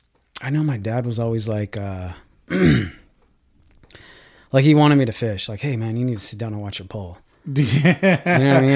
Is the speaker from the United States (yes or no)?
yes; Bishop, California, United States; No, we grew up in Bishop, California.